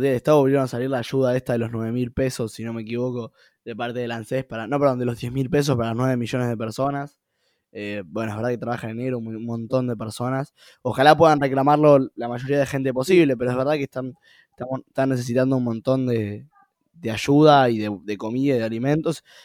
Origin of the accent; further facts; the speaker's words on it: Buenos Aires Province, Argentina; now in Buenos Aires, Argentina; yo antes era de, de, Gran Buenos Aires